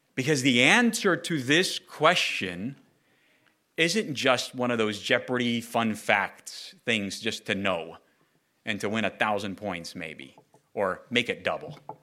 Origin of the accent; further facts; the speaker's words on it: Southern California, United States; Growing up in Southern California, uh, amongst my peers, going to elementary, junior high, high school, college, or work